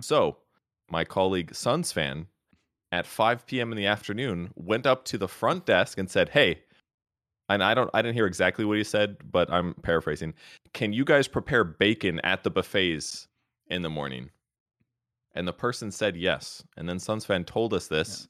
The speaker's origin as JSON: {"language": "English", "region": "Wisconsin", "country": "United States", "tie": "born or raised there", "said": "I grew up in Wisconsin, which is a state in the Midwest."}